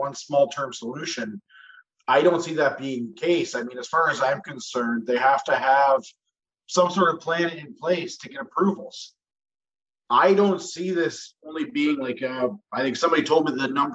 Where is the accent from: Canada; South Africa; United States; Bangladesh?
Canada; Bruce County, Ontario; also born or lived in Greenock, Ontario / Walkerton, Ontario / Kitchener-Waterloo, Ontario; now in Teeswater, Canada; born and raised in Bruce County on a farm outside Greenock until I was 14. Then we moved to Walkerton, right in town.